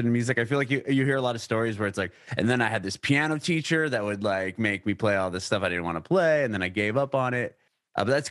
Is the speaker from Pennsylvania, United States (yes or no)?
no; San Diego, California, United States; Southern California. I'm from San Diego